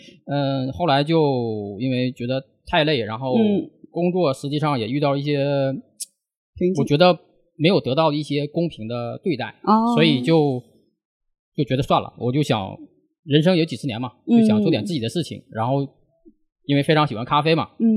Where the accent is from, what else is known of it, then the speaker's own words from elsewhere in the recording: Northeast China, China; moved away as an adult; now in Shanghai, China; 我是外地人啊，其实我是东北人